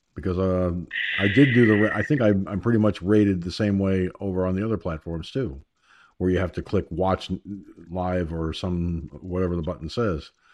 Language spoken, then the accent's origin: English; United States; I'm an American. I was born in America, raised in America, educated in America